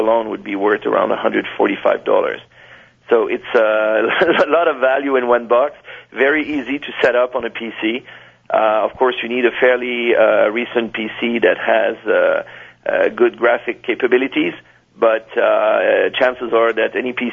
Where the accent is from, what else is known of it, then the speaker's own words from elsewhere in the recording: Canada; accent: French; I'm from Canada